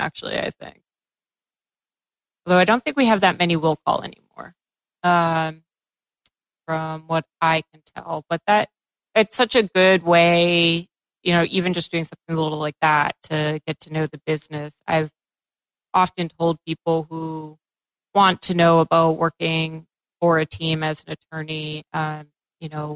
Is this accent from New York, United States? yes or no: no; Massachusetts, United States; I'm from Massachusetts